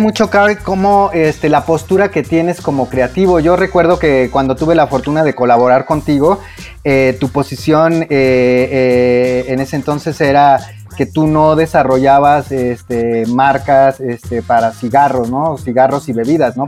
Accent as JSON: {"language": "Spanish", "country": "Mexico", "said": "nosotros mismos como mexicanos"}